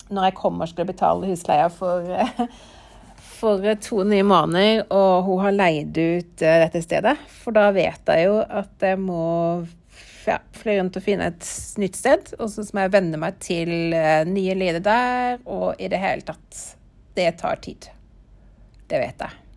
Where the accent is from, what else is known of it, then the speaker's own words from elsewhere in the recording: Norway; jeg er vant til fra Norge